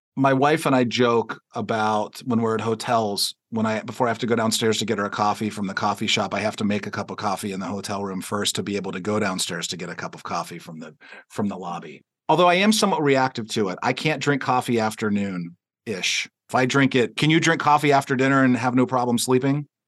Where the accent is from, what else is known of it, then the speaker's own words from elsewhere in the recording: Pittsburgh, Pennsylvania, United States; we're both from Pittsburgh